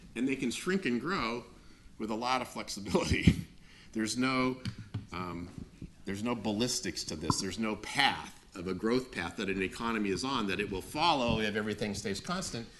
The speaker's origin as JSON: {"language": "English", "country": "United States", "tie": "born or raised there", "said": "i grew up in the United States"}